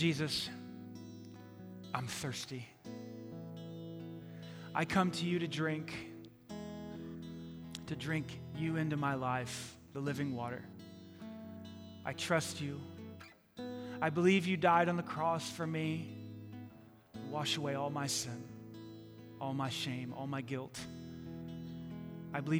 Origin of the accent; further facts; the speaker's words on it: New York City, New York, United States; moved away; I grew up in New York City